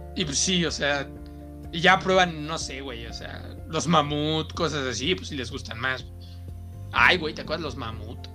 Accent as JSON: {"language": "Spanish", "country": "Mexico", "said": "soy mexicano"}